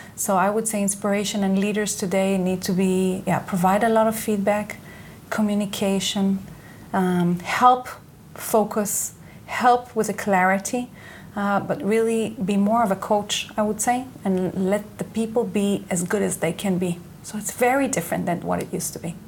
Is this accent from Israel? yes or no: yes; Israel; English is a second language; moved away as an adult; I was born and raised here in Israel.